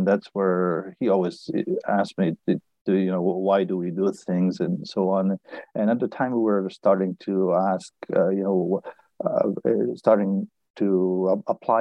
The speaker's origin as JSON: {"language": "English", "town": "Barcelona", "region": "Catalonia", "country": "Spain", "tie": "born or raised there", "also_born_or_lived": "Boston / Berkeley", "moved": "as an adult", "said": "I was born in Barcelona, and I studied physics"}